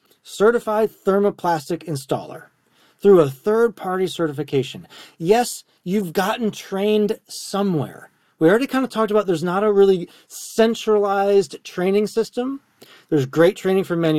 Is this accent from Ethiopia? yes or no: no; Wisconsin, United States; moved away; also born or lived in Tennessee; I'm from Wisconsin, on the corn, you know, county roads and gravel roads